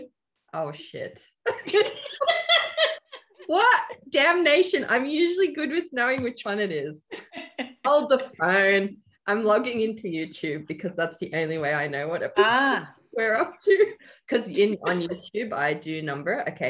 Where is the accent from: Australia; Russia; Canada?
Australia; Melbourne, Victoria; I grew up in Melbourne in a drought time.